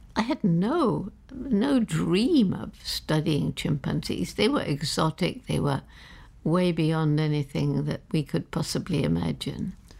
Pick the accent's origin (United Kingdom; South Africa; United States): United Kingdom; London; I was born in London